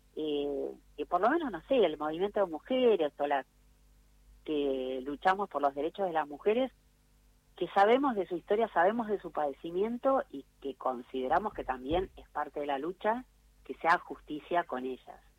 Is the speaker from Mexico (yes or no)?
no; Argentina; en el país del ni una menos, de las luchas feministas, de leyes tan de avanzada que tenemos